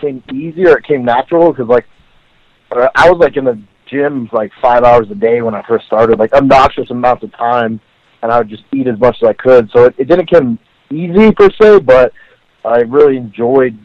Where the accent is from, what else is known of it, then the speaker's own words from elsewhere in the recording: Arizona, United States; I've been an Arizona boy my whole life